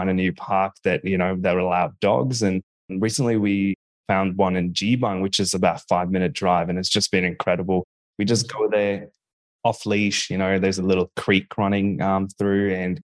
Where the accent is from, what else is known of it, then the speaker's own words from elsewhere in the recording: Bahrain; now in Australia; growing up in Bahrain.